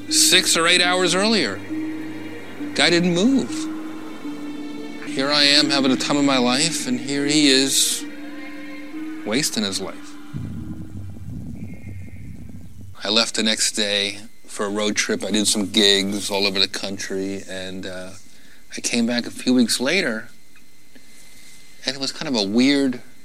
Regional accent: New Jersey, United States; moved away as an adult; now in Los Angeles, United States; I'm from Jersey, so we're very cynical

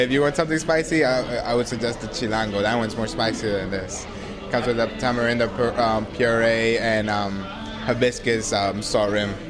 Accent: Mexico; now in United States; I'm from Mexico. Yes, but I was born and raised here.

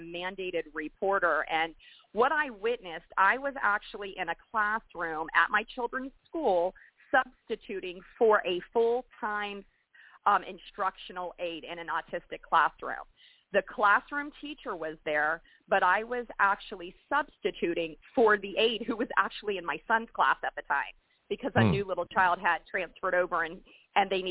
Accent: Florida, United States; moved away; also born or lived in North Carolina; I'm from Florida originally

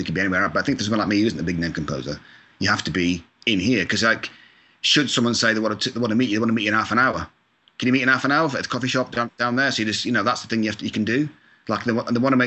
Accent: Scotland, United Kingdom; now in Agoura Hills, United States; I'm from Scotland, so I've got a couple of my cousins are in Scotland

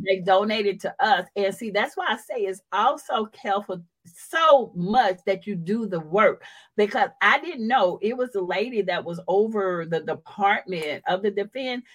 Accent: Houston, Texas, United States; I come from Fifth Ward that's living in the projects

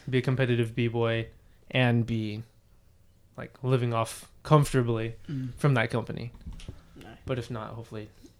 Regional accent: North County, San Diego, California, United States; growing up in the North County, San Diego area.

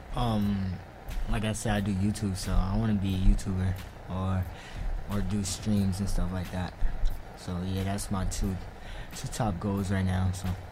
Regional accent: New York City, New York, United States; from Queens. I always been from Queens. I've been in Queens my whole life

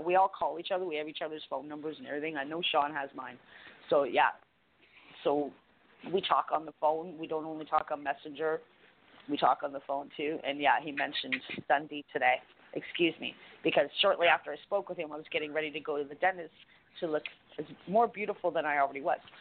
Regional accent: Canada; I'm Canadian.

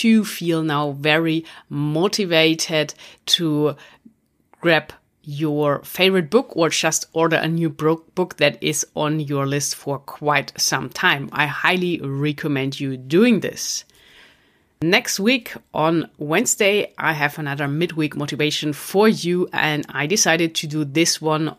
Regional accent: Stuttgart, Baden-Württemberg, Germany; Stuttgart, my hometown in Germany

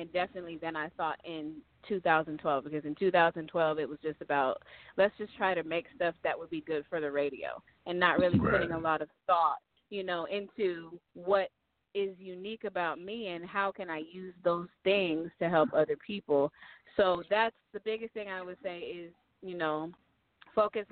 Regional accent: Sacramento, California, United States; moved away as an adult; also born or lived in Michigan; now in Southern California, United States; I'm from Michigan originally, but I grew up in Sacramento

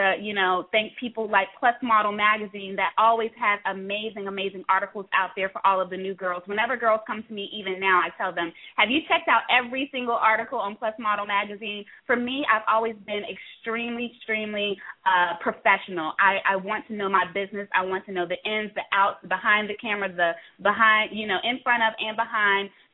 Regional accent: Roanoke, Virginia, United States; I am originally from Roanoke, Virginia.

